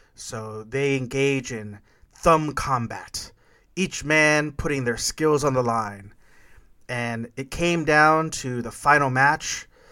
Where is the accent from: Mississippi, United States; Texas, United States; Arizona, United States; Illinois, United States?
Texas, United States; Corpus Christi; when we were kids growing up in Corpus Christi, Texas